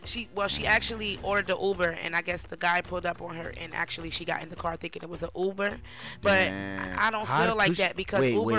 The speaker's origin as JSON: {"language": "English", "country": "United States", "said": "I'm American"}